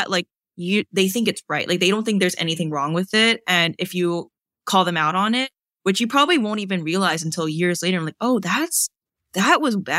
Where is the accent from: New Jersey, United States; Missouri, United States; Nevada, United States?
New Jersey, United States; also born or lived in Oxford, Alabama; I was from New Jersey before Oxford. Like we lived in New Jersey. We went to Alabama because my dad's like, let's try this. Like, let's do this fun little thing where we explore America. And that was not great for us. And then we moved back to New Jersey like two, three years later.